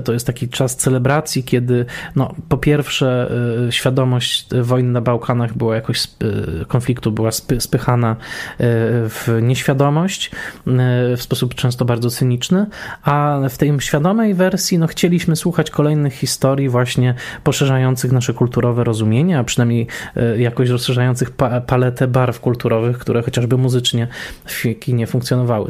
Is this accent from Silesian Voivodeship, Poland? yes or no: yes; Tarnowskie Góry, Silesian Voivodeship, Poland; ja dorastałem w Tarnowskich Górach na Górnym Śląsku przy ulicy Piastowskiej